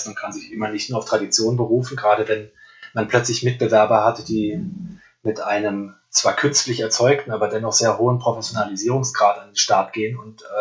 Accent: Frankfurt, Hesse, Germany; kann ich natürlich als, als Frankfurter eigentlich nicht so leiden

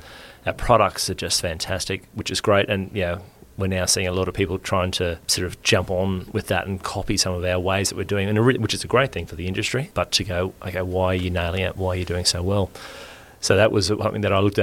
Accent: Queensland, Australia; also born or lived in Brisbane; I am a Queensland boy. I grew up around Queensland

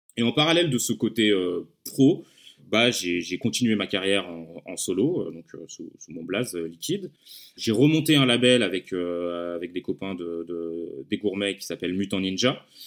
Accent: Lyon, Auvergne-Rhône-Alpes, France; je viens de Lyon

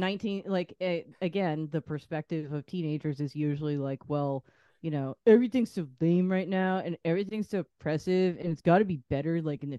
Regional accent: New England, United States; my experience, you know, here in New England

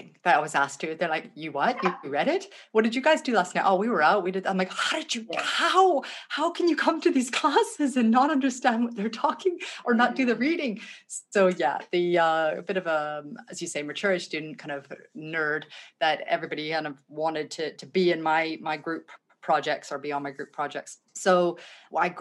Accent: Vancouver, British Columbia, Canada; moved away as an adult; also born or lived in Thunder Bay, Ontario / Edinburgh; now in Australia; I moved over to the West Coast when I was about 3. I grew up in Vancouver.

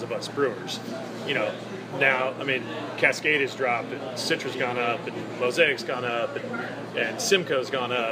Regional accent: Coeur d'Alene, Idaho, United States; now in Yakima, United States; I grew up in Coeur d'Alene, Idaho

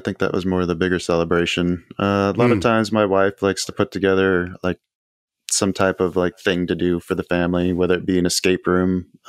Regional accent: Houston, Texas, United States; also born or lived in Tucson / Bakersfield / South Carolina / Chicago; I was brought up in Houston. I grew up in Tucson. I lived in Bakersfield, California. Let's see, South Carolina, Chicago, New York, Memphis, Mississippi. Stay in Tennessee. I've been all over the place.

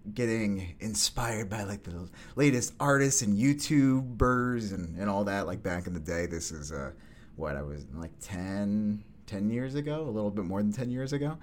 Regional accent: Syracuse, New York, United States; also born or lived in Kingston, Pennsylvania / Rochester, New York; now in Brooklyn, United States; move up to upstate New York, Syracuse, a little 315, and was there till high school

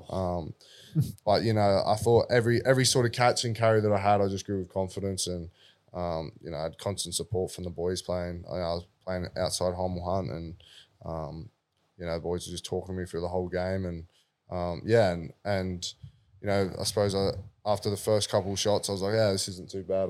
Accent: Sydney, New South Wales, Australia; being a South Junior myself

